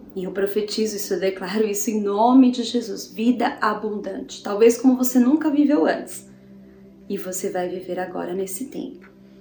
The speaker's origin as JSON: {"language": "Portuguese", "town": "Botucatu", "region": "São Paulo", "country": "Brazil", "tie": "born or raised there", "said": "em Botucatu, né, a cidade onde eu nasci, no interior de São Paulo"}